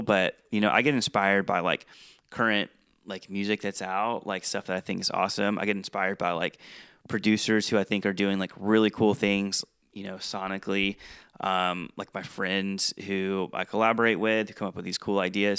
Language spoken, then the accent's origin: English; Georgia, United States; moved away as an adult; also born or lived in South Dakota; I was in South Dakota and I'm from Georgia